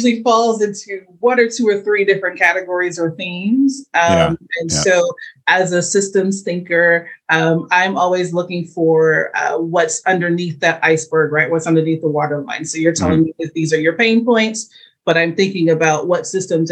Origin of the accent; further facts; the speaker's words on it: St. Louis, Missouri, United States; I'm from St. Louis